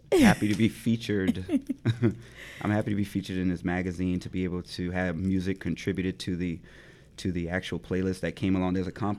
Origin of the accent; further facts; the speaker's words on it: the South, United States; Like, I'm from the Black rural South.